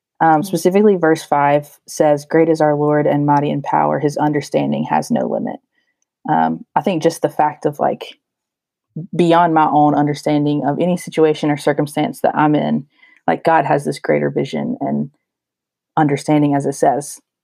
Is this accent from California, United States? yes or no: no; Asheville, North Carolina, United States; moved away as an adult; now in Boston, United States; I'm from the Asheville, North Carolina area